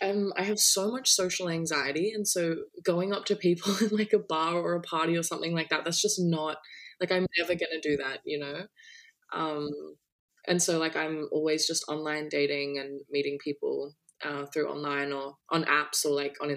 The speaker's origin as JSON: {"language": "English", "country": "Australia", "said": "I'm in Australia as well."}